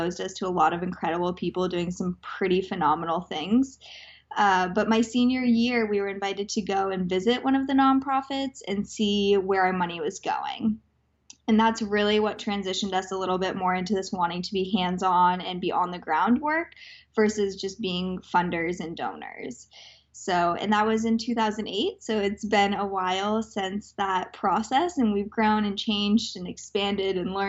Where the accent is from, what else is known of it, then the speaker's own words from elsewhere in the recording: Aspen, Colorado, United States; I grew up in Aspen, Colorado